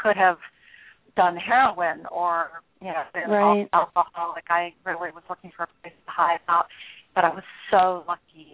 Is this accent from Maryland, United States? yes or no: no; Nashville, Tennessee, United States; moved away as an adult; also born or lived in northern Wyoming; I grew up in Nashville as one of five children, a minister's daughter.